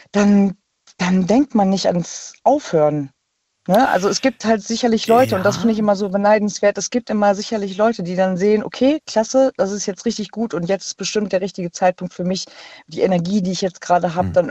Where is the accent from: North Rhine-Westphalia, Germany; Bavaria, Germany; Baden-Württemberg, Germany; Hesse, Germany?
North Rhine-Westphalia, Germany; Ja, äh, ich komme aus der Nähe von Bonn.